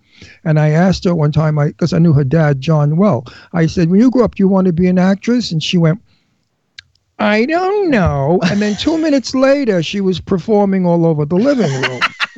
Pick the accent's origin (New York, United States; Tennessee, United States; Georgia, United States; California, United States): New York, United States; Brooklyn; I'm from Brooklyn.